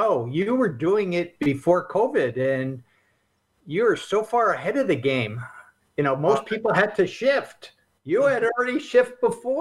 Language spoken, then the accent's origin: English; Albany, New York, United States; I grew up in Albany, New York